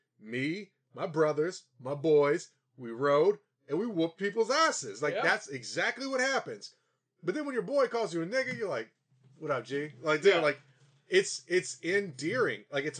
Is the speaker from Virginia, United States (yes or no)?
yes; Virginia, United States; growing up in Virginia?